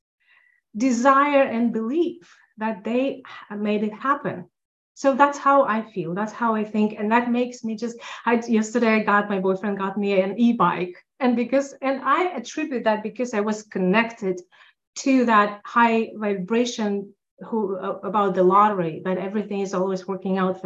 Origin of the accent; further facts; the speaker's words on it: Russia; now in Los Angeles, United States; As an immigrant, I'm immigrant from Russia